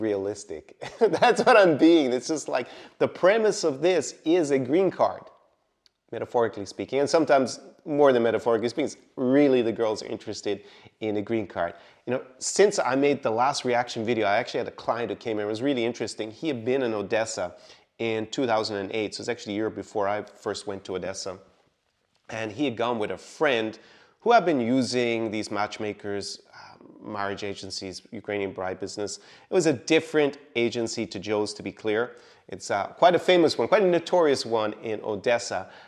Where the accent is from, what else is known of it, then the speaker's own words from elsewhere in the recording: Ireland; moved away; my home country, Ireland